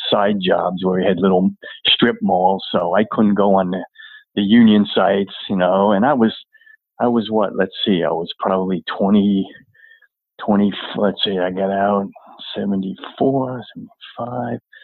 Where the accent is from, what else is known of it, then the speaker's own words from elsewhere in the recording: Long Island, New York, United States; also born or lived in Flushing, New York; grew up on uh, Long Island